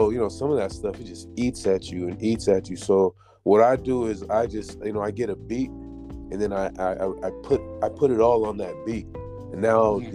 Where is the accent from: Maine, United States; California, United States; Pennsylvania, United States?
California, United States; San Jose; moved away as an adult; also born or lived in Modesto, California; now in New Jersey, United States; I'm from San Jose, California, which is about 45 minutes south of San Francisco. So it's the South Bay area. And I pretty much was raised there my whole life